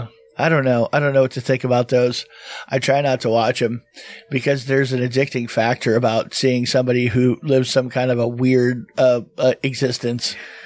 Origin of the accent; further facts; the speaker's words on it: Florida, United States; I grew up in Florida.